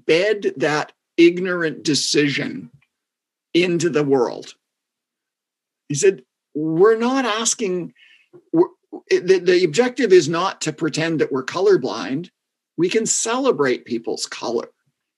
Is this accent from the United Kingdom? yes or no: no; Canada; I'm from Canada